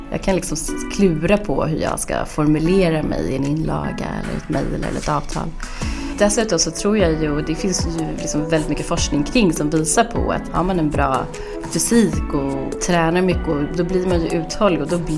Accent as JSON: {"language": "Swedish", "town": "Stockholm", "region": "Stockholm County", "country": "Sweden", "tie": "born or raised there", "said": "Jag är uppvuxen i Stockholm, eh, valde också att eh, studera juridik vid Stockholms universitet."}